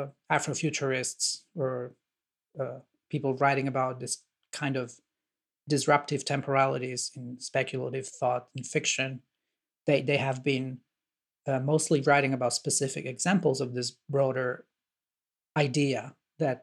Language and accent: English; Italy; I'm from Italy